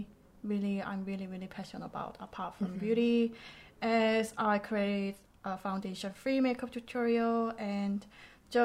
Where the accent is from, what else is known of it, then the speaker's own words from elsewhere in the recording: South Korea; English is a second language; also born or lived in United Kingdom; I was born and raised in Korea for over 20 years. And then I moved to UK for study.